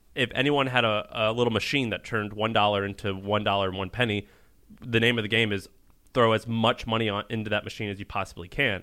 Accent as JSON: {"language": "English", "region": "Missouri", "country": "United States", "also_born_or_lived": "Tennessee", "moved": "yes", "said": "I'm from Missouri by way of Tennessee"}